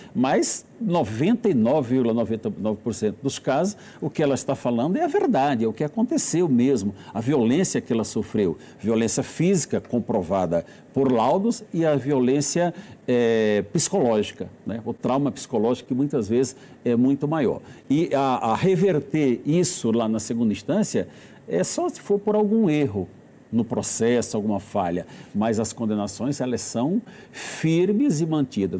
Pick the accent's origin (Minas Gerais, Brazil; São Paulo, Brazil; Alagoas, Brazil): Alagoas, Brazil; Alagoas, que é minha terra